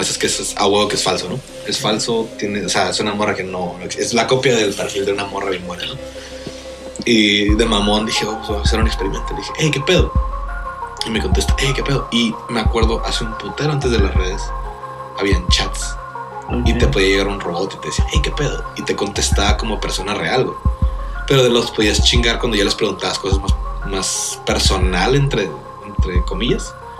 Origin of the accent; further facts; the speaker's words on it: Riverside, California, United States; now in Tijuana, Mexico; yo nací en Riverside